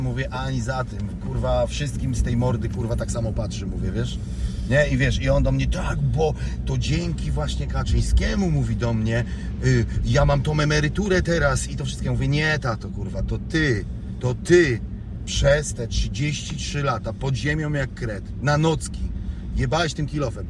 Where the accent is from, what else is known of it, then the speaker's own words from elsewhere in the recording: Wałbrzych, Lower Silesian Voivodeship, Poland; now in Wrocław, Poland; Urodzonym w Wałbrzychu, w szpitalu na Nowym Mieście